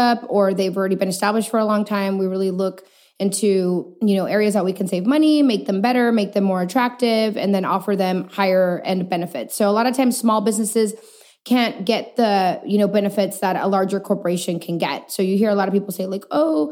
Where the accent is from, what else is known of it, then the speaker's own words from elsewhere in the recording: El Paso, Texas, United States; moved away as an adult; also born or lived in Chihuahua, Mexico; now in San Antonio, United States; I'm born and raised in El Paso, Texas.